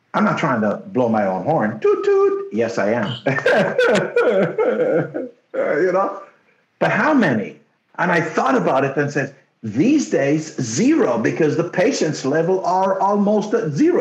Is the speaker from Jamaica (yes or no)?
yes; Jamaica; first language Jamaican Patois; English is a second language; now in Canada; when I first came to Canada. My English was so bad because they took me out of the bush in Jamaica